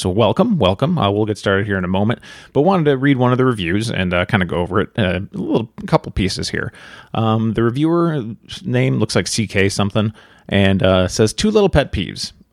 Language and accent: English; near Chicago, Illinois, United States; I grew up near Chicago